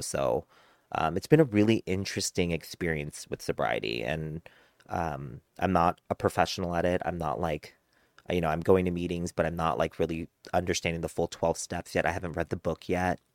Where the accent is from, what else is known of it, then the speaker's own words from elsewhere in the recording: United States; being Korean American, growing up in a white community